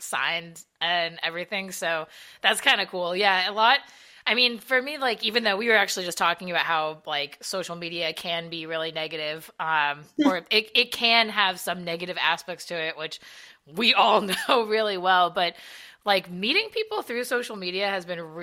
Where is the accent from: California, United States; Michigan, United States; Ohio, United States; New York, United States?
California, United States; Southern; I'm from Southern California